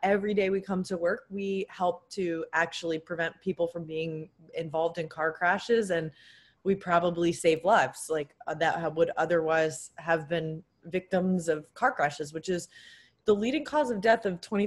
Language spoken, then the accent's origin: English; Connecticut, United States; my high school growing up in Connecticut